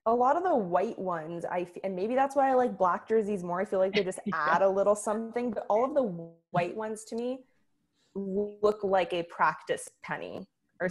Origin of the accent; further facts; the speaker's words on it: Oakland, California, United States; I'm from Oakland